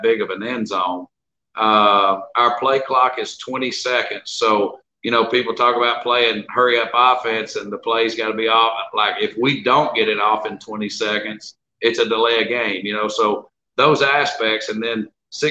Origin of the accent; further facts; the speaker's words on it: Jackson County, Alabama, United States; moved away; also born or lived in Winnipeg, Canada; I was born in Jackson County, Alabama.